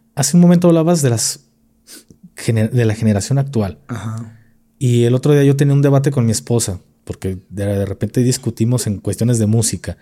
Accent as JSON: {"language": "Spanish", "region": "Jalisco", "country": "Mexico", "said": "soy de Jalisco"}